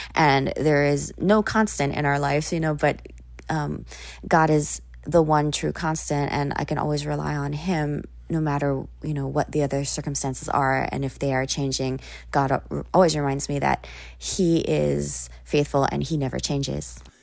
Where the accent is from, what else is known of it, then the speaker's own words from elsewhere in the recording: Oahu, Hawaii, United States; also born or lived in Maui, Hawaii / Japan; I was born on the island of Maui, but I spent most of my time growing up on the island of Oahu, um, which is where Honolulu and Waikiki are